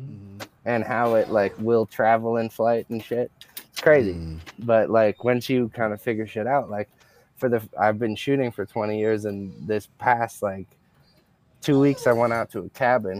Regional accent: California, United States; now in Oregon, United States; I'm in Oregon. I'm from California

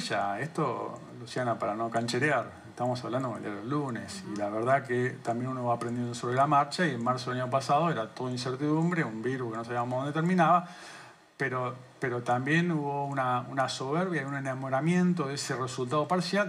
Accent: Argentina; somos los argentinos

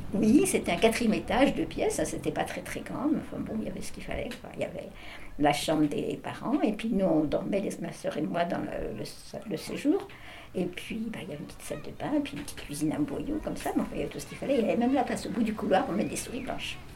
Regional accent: Paris, Île-de-France, France; je suis née à Paris pendant la guerre, pendant l'occupation en 41

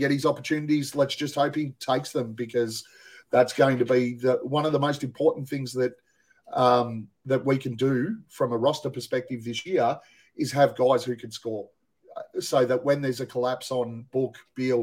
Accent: Australia; we're Australian

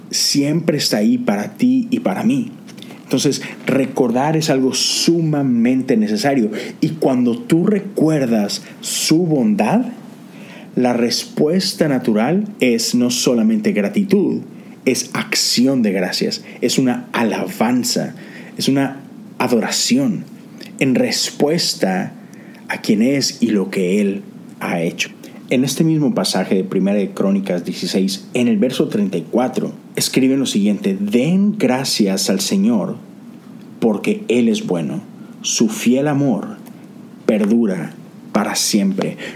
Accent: Mexico; now in Houston, United States; nosotros nos mudamos de México para Houston hace cerca ya de 10 años y déjame decirte que no fue una transición sencilla para nada.

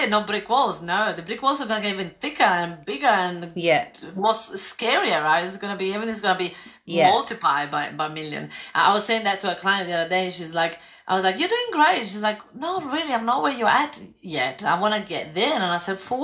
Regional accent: Italy; moved away as an adult; also born or lived in London / Spain / Greece; now in Australia; I grew up in Italy and I left Italy and I went to live in London and then Spain and then Greece.

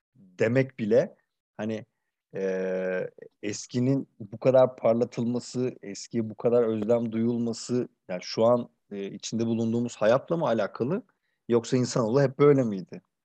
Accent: Kırıkkale, Turkey; also born or lived in Ankara (Mamak); bunun büyük bir kısmını işte yalnız işte Kırıkkale'de Sanayi Mahallesi'nin tepesinde yaşayan anneannemle geçirdim.

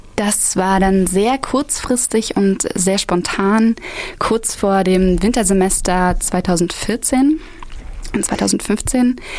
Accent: Halle, Saxony-Anhalt, Germany; moved away as an adult; now in Erfurt, Germany; komme ich aus Halle-Saale und ähm, genau, mein Bildungsweg hat damals angefangen in der Maria Montessori Grundschule in Halle

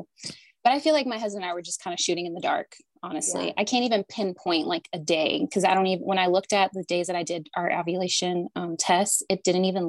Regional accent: Canada; moved away as an adult; also born or lived in Southern United States; now in United States; I'm originally from Canada and I moved to the South in college to play softball here

